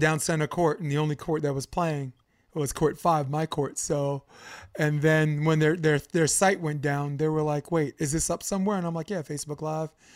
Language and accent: English; New York City, New York, United States; also born or lived in Coney Island, New York / Harlem, New York; I grew up on Flatbush Avenue